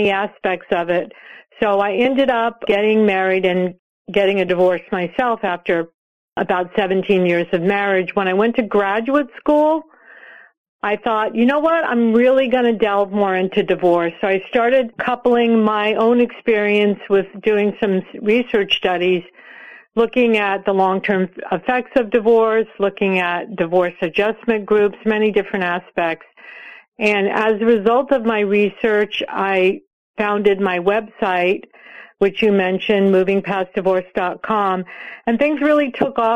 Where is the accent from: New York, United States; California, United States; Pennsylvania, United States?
California, United States; I grew up in California in the 1960s